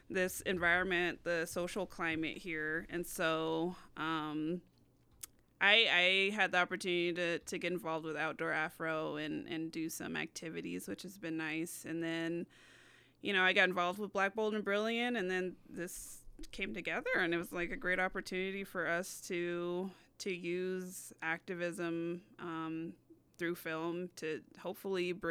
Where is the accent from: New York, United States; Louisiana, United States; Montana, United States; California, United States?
California, United States; I came here from SoCal, and so you know, there's outdoors, but for me, it was mostly the beach.